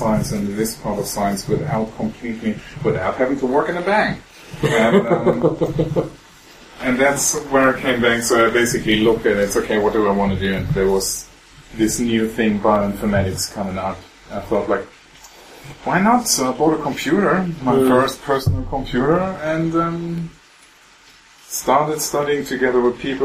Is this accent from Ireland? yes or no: no; West Germany, Germany; moved away as an adult; also born or lived in Greifswald, Germany; I came from the West and then went into the East to study there.